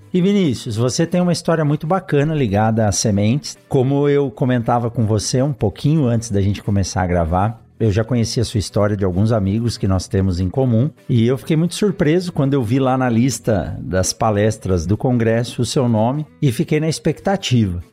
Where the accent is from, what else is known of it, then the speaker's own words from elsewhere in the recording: São Paulo, Brazil; moved away as an adult; now in Sinop, Brazil; eu sou de São Paulo